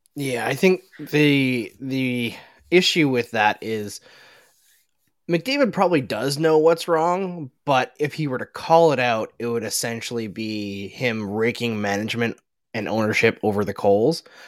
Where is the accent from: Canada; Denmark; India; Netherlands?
Canada; Alberta; I grew up in Alberta. I grew up five up no, five hours north of Edmonton, where it was a lot colder than Edmonton.